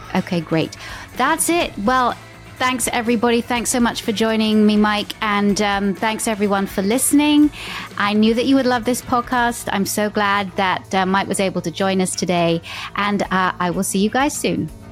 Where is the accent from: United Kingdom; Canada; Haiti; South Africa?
United Kingdom; now in United States